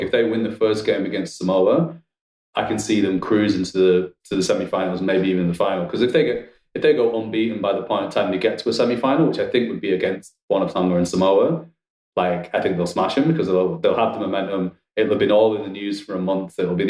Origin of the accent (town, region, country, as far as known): England, United Kingdom